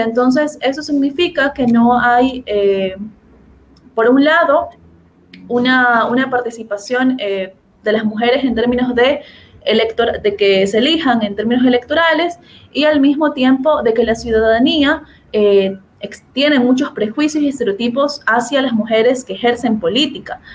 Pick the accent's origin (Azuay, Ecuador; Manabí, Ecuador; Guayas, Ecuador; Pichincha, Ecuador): Guayas, Ecuador; Guayaquil; de donde yo soy, de Guayaquil